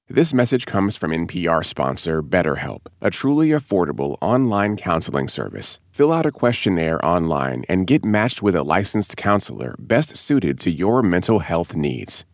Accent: Oklahoma, United States; moved away; I was born and raised in Oklahoma.

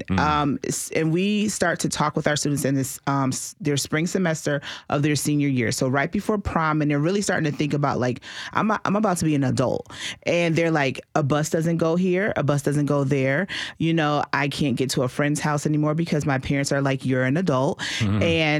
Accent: Massachusetts, United States; moved away as an adult; And I came down here from Massachusetts to go to Tennessee State. So I was out of state.

